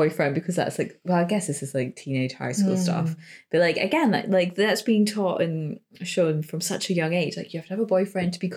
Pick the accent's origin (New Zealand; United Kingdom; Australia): United Kingdom; us as British, in a British culture